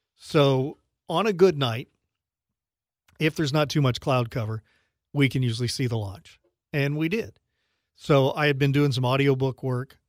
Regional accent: Louisiana, United States; moved away as an adult; now in Sarasota, United States; I grew up in Louisiana

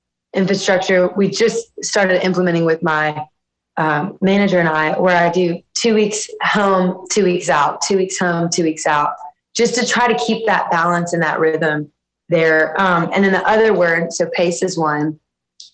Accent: South Louisiana, United States; growing up in South Louisiana

